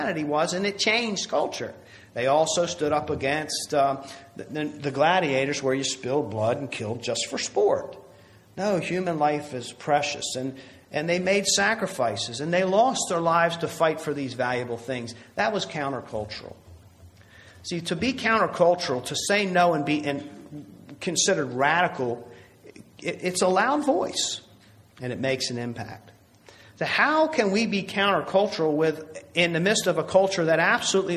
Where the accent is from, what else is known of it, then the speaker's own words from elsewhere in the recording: United States; as American Christians